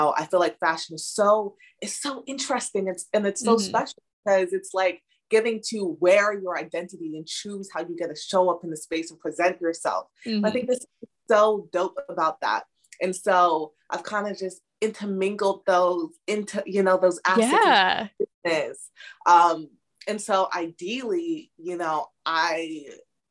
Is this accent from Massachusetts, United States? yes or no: no; Chicago, Illinois, United States; also born or lived in London, England; I grew up in the Chicago suburbs